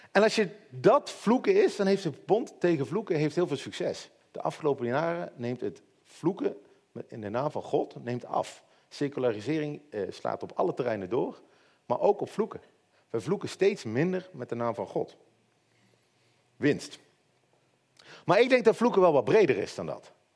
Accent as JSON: {"language": "Dutch", "country": "Netherlands", "said": "als Hollanders"}